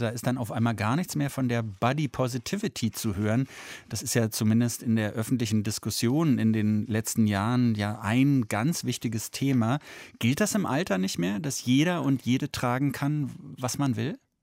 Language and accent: German; Germany; Bei uns in Deutschland